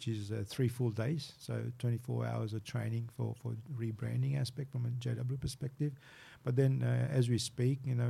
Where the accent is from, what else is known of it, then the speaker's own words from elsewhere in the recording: Fiji; now in Australia; Fiji's home, born and bred in Fiji